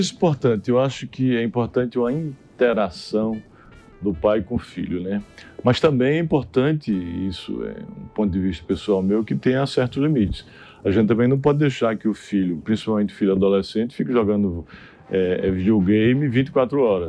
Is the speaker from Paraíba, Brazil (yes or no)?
yes; Santana dos Garrotes, Paraíba, Brazil; moved away; eu fundei o Instituto de Diniz lá na minha cidade, Santana dos Garrotes